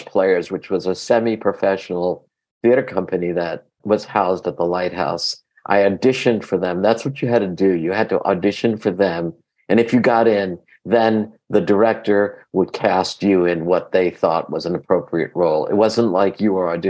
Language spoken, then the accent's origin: English; New York City, New York, United States; first language Greek; English is a second language; also born or lived in London, England; I lived in Astoria, Queens